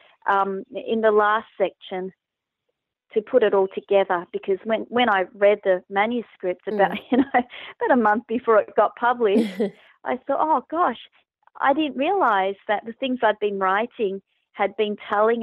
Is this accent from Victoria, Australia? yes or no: yes; Braybrook, Victoria, Australia; I was growing up in Braybrook